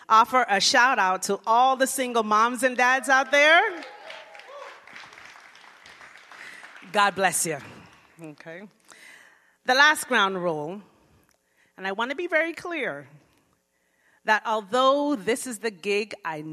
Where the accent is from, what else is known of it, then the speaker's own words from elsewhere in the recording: Florida, United States; moved away as an adult; also born or lived in Jamaica; now in Riverside, United States; I grew up in Florida